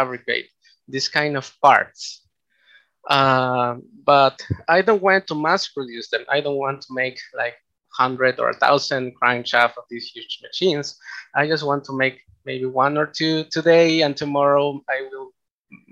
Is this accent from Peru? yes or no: yes; Peru; also born or lived in Japan; I am from Peru. I studied an undergraduate on mechanical engineering here in Peru at the PUCP.